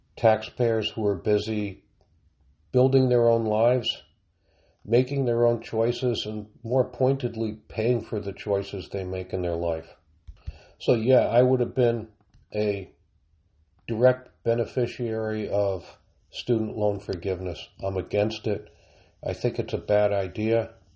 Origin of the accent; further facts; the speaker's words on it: United States; speaking as an American